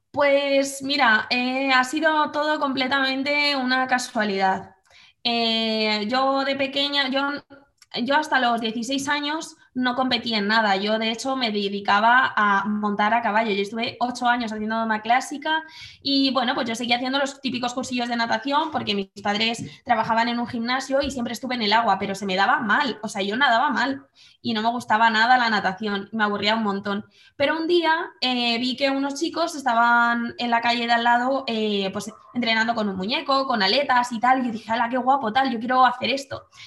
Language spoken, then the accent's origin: Spanish; Madrid, Community of Madrid, Spain; moved away as an adult; now in Guadalajara, Spain; soy de Madrid y ahora mismo vivo en Guadalajara